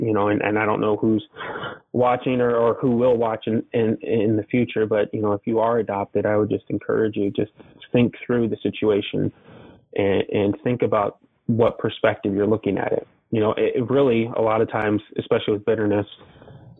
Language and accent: English; Arkansas, United States; also born or lived in Elgin; now in Iowa, United States; I was born in Arkansas